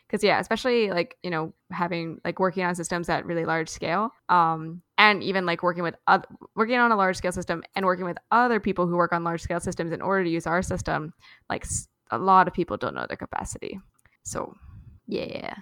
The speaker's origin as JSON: {"language": "English", "town": "Louisville", "region": "Kentucky", "country": "United States", "tie": "born or raised there", "said": "I grew up in Louisville"}